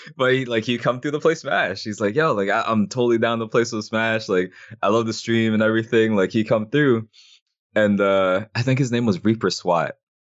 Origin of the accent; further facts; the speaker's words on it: Canada; So like the same way that like we're both Canadian, I like to support like the like people from like the city